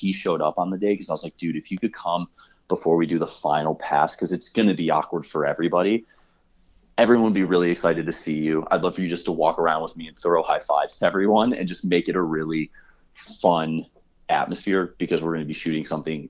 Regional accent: Midwest, United States; I'm like starting every conversation with like, I'm a guy from the Midwest.

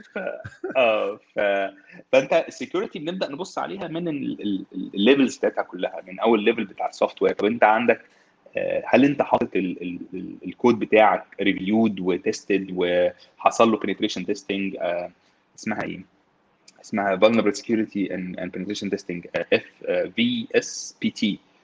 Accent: Egypt; احنا عندنا في مصر

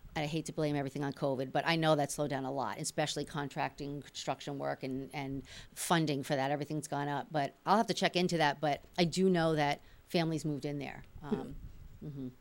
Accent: New York City, New York, United States; now in Malden, United States; I was born in the Bronx

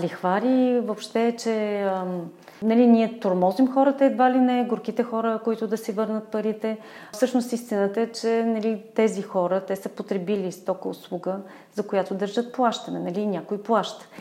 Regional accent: Burgas, Burgas Province, Bulgaria; moved away as an adult; now in Sofia, Bulgaria; аз съм от Бургас

